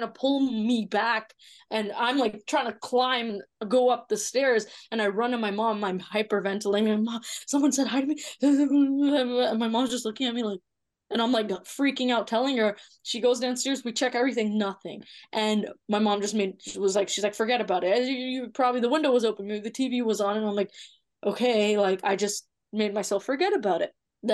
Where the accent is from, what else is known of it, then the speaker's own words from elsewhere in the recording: Toronto, Ontario, Canada; also born or lived in Mississauga; I'm born and raised in Toronto